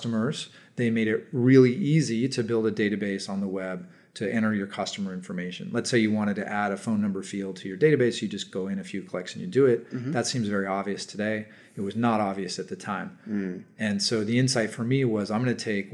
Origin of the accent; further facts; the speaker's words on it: Palo Alto, California, United States; I was born and raised in Silicon Valley, Palo Alto